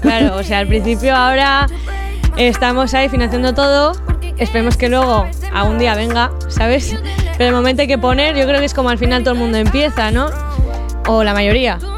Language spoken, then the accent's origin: Spanish; San Vicente de la Sonsierra, La Rioja, Spain; a los de mi pueblo nos llaman Macanes